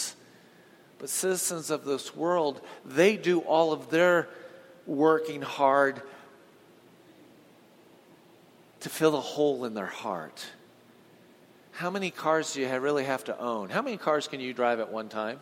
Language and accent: English; Huntington Beach, California, United States; I grew up in Southern California, so down in Huntington Beach